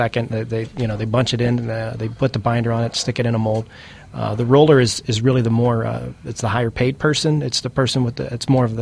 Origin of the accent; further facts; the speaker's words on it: Pittsburgh, Pennsylvania, United States; my home state is Pennsylvania